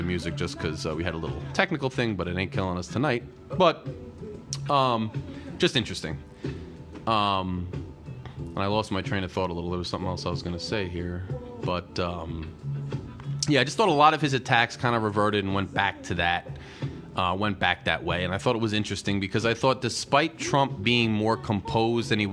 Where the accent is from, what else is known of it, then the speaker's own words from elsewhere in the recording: New Jersey, United States; I'm from Jersey. I'm from the Northeast